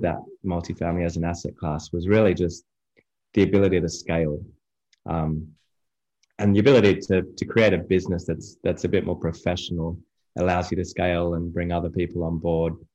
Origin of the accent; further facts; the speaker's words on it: Australia; moved away as an adult; now in United States; I'm from Australia originally, been in the US just over three and a half years now